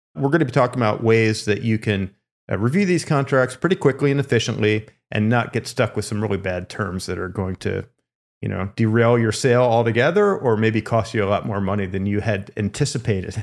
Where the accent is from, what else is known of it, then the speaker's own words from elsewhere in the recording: Lancaster, Pennsylvania, United States; moved away; also born or lived in California; I grew up in Lancaster, Pennsylvania